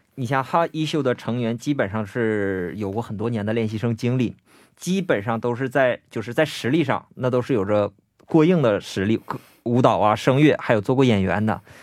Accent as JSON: {"language": "Chinese", "region": "Northeast China", "country": "China", "said": "我是东北人嘛"}